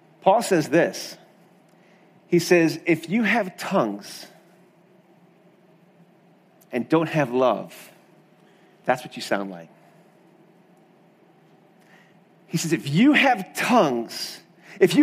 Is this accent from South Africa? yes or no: yes; South Africa; Growing up in South Africa